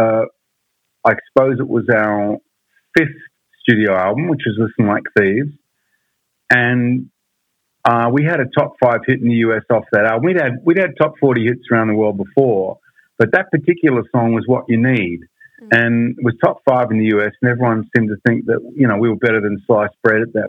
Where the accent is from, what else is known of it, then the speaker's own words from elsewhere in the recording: Australia; also born or lived in England; obviously I'm an Aussie